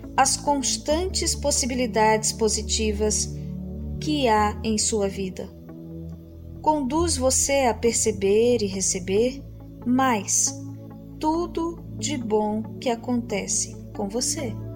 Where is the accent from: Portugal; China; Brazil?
Brazil; Recife, Pernambuco; Recife, minha cidade natal